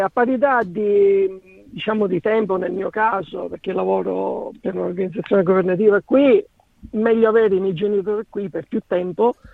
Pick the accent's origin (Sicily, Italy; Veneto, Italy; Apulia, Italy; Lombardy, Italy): Sicily, Italy; Misterbianco; now in Melbourne, Australia; io sono siciliano, sono cresciuto a Mister Bianco vicino a Catania